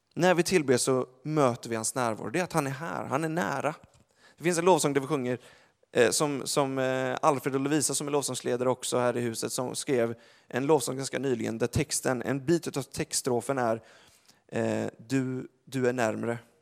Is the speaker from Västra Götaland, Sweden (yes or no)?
yes; Gothenburg, Västra Götaland, Sweden; jag är från Göteborg